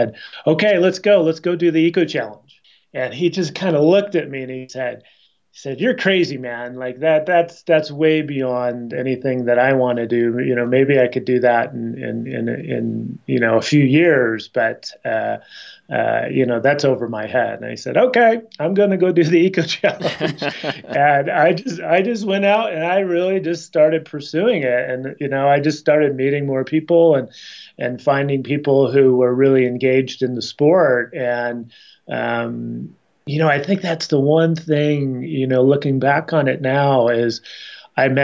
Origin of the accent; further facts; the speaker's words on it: Chicago, Illinois, United States; now in Boulder, United States; living and growing up in Chicago and camping all through the Midwest